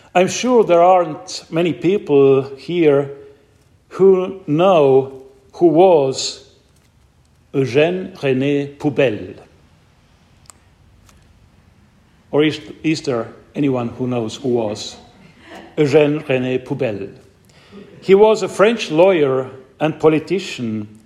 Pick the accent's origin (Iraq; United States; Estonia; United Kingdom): Estonia; my home country, Estonia